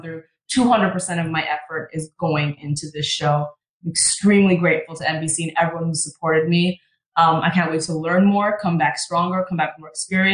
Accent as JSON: {"language": "English", "country": "Canada", "moved": "as an adult", "lives_now": "Los Angeles, United States", "said": "I'm Canadian"}